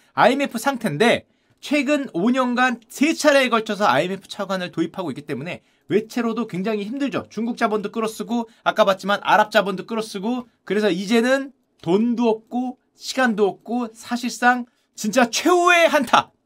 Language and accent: Korean; South Korea